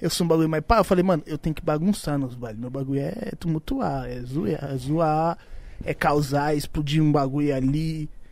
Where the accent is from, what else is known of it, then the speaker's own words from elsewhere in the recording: Iporanga, São Paulo, Brazil; lá no Iporanga, onde eu, onde eu nasci lá, onde eu fui criado